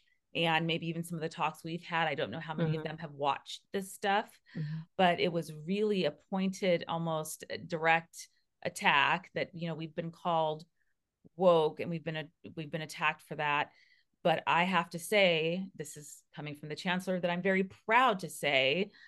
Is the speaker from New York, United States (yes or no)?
no; California, United States; But I grew up in Northern California, so I'm very familiar with San Francisco, because it was that was where we went on the weekends.